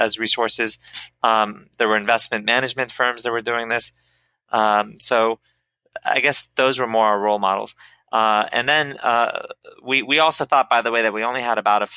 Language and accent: English; Silicon Valley, California, United States; I grew up in Silicon Valley